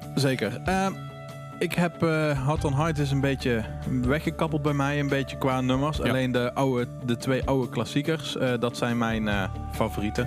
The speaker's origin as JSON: {"language": "Dutch", "town": "Horst", "region": "Limburg", "country": "Netherlands", "tie": "born or raised there", "moved": "yes", "said": "ik kom uit Horst en ik woonde om de hoek bij de manager van de …"}